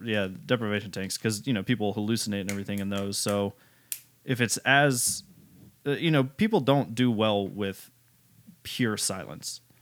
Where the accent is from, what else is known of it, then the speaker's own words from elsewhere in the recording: United States; I'm American